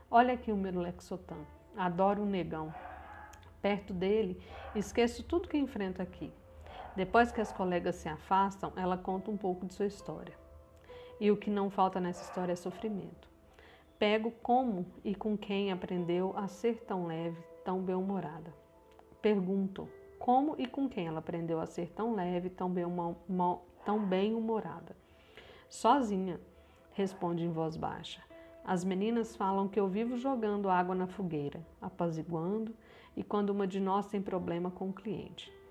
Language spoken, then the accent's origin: Portuguese; Minas Gerais, Brazil; Eu também sou mineira, estou falando aqui de Uberlândia, Minas Gerais.